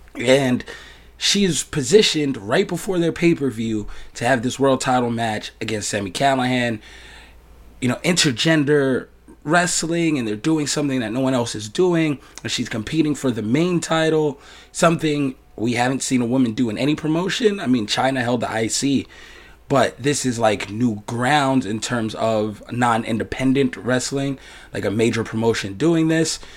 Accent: New York, United States; I'm from New York

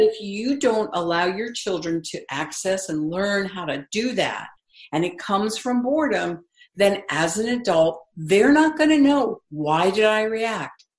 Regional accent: East Coast, United States; I grew up on the East Coast

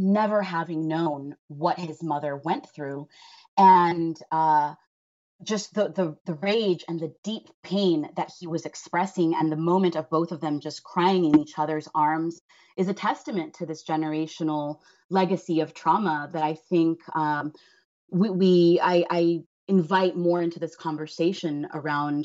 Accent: Los Angeles, California, United States; being someone who was born and raised in Los Angeles

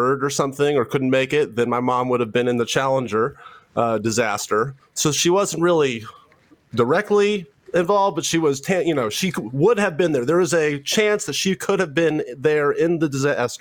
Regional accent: Memphis, Tennessee, United States; So I'm from Tennessee, Memphis, Tennessee.

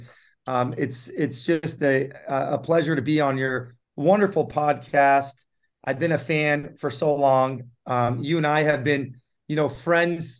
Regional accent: San Diego, California, United States; English is a second language; also born or lived in Tehran, Iran; I was lucky enough to be brought up and raised in San Diego in the 90s. I moved actually to San Diego in the mid 80s

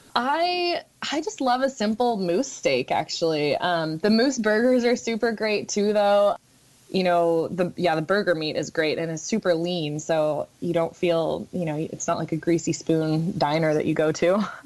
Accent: Juneau, Alaska, United States; I was born and raised here in Juneau

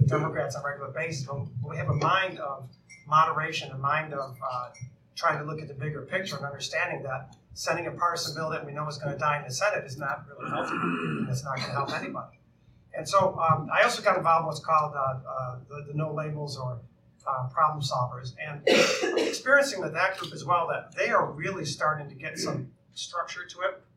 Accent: Syracuse, New York, United States; upstate New York, my hometown of Syracuse

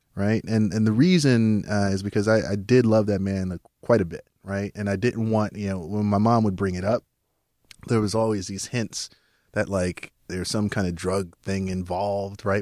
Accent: New York City, New York, United States; I was born in Southside Jamaica, Queens

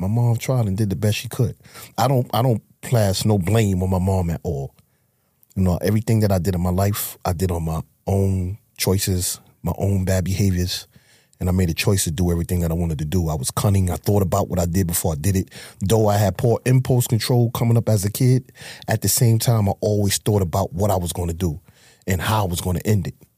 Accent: New York City, New York, United States; I'm from Harlem. I grew up in Harlem.

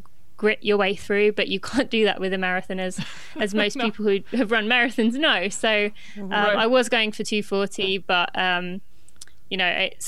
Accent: England, United Kingdom; moved away as an adult; now in Lexington, United States

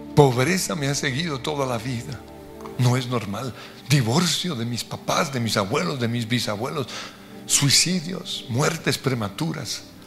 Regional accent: Colombia; como colombianos

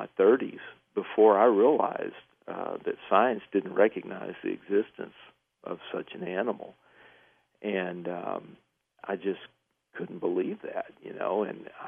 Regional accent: East Texas, United States; I grew up in East Texas

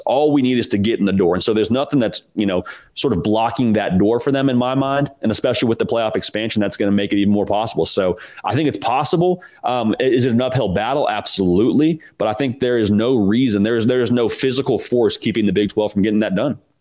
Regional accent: Pac-12 country, Western United States, United States; growing up in Pac-12 country

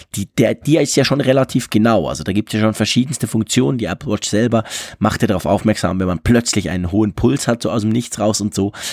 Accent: Switzerland; ich als Schweizer

